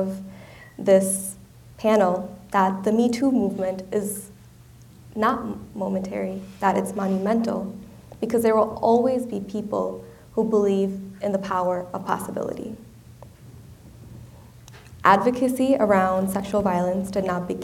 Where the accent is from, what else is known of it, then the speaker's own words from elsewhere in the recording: India; moved away; my home country of India